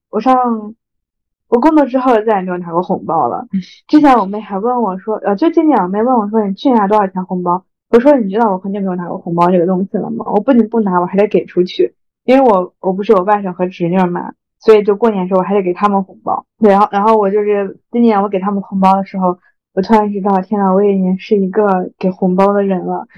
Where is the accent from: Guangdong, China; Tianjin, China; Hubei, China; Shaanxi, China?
Shaanxi, China; Xi'an; 不是说我是西安人，我才这么说